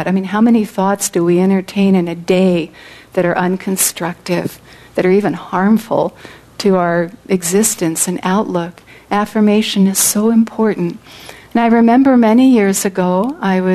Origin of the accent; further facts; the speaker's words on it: California, United States; I come from California, which I do in this incarnation on the material plane